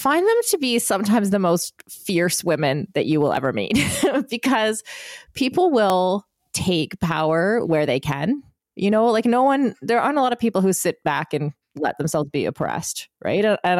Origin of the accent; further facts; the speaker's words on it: United Arab Emirates; also born or lived in Bahrain; So in where I grew up in the United Arab Emirates or in Bahrain, there's a lot of freedom.